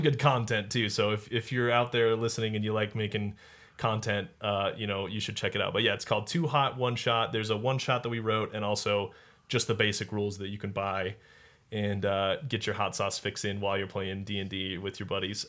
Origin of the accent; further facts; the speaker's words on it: Colorado, United States; I grew up in Colorado, so it's the Rockies